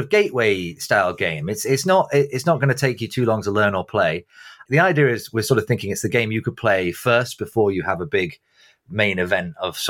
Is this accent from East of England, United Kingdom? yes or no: no; Manchester, North West England, United Kingdom; I'm from Manchester. It's the home of football.